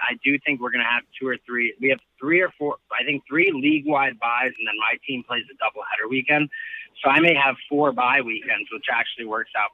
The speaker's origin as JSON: {"language": "English", "country": "United States", "said": "as an American"}